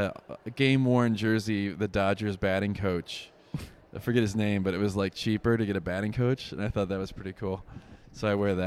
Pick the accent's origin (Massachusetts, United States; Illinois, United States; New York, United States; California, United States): Illinois, United States; Chicago; also born or lived in Minneapolis, Minnesota / Peoria, Illinois; When I was like one, my parents moved to Chicago, and I've been grew up there. And then I went to Bradley University in Peoria, Illinois, another great town. And then I lived in Chicago.